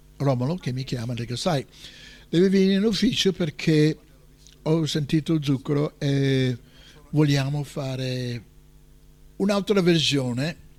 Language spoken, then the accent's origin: Italian; United States; Italian is a second language; moved away as an adult; now in Italy; essendo americano